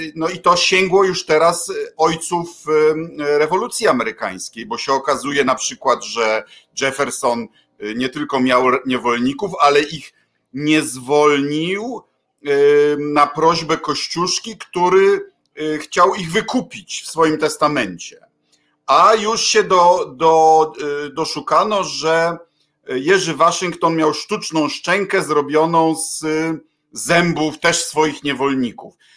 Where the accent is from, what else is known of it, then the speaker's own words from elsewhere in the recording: Poland; obydwaj chodziliśmy do PRL-owskich szkół